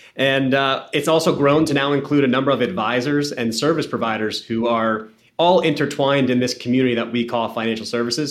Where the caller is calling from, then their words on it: Boston, Massachusetts, United States; I am calling in from Boston, Massachusetts